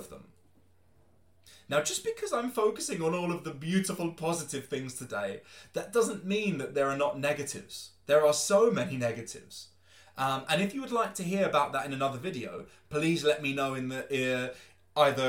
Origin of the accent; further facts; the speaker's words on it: London, United Kingdom; moved away as an adult; also born or lived in Spain; now in Germany; I am from London, England. I was born and raised there